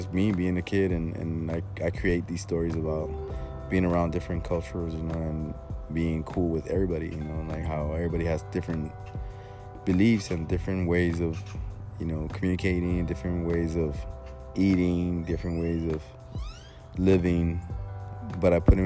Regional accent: Laredo, Texas, United States; And we're from Laredo, Texas. We're in a small ass town here in Texas, you know, next to the border, next to Mexico.

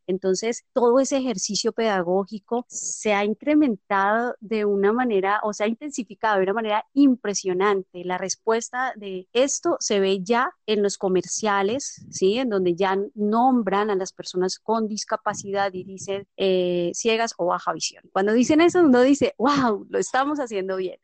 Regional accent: Colombia; como buenos colombianos

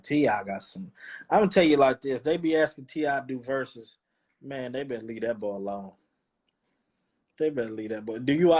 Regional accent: the South, United States; accent: countryness; me being from the South, and I got that, you know, that little countryness to me.

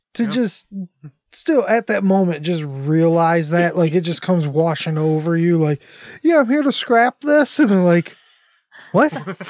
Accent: Detroit, Michigan, United States; all of us are, like, blue-collar guys and stuff. He's, like, a businessman. He thought this is his chance, and we're from Detroit

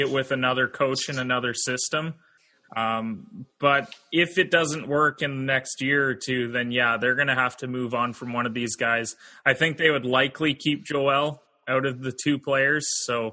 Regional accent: Canada; I'm Canadian

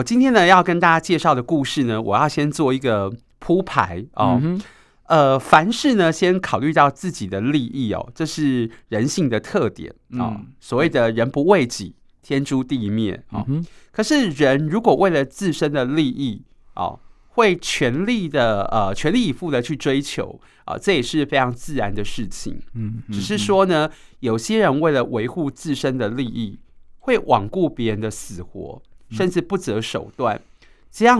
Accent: Taipei, Taiwan; 我们台北人

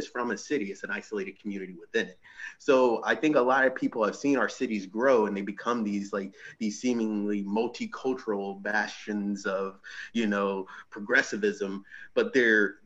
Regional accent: Thomasville, Georgia, United States; now in North Dakota, United States; Growing up in the South, I'm from a town called Thomasville, Georgia

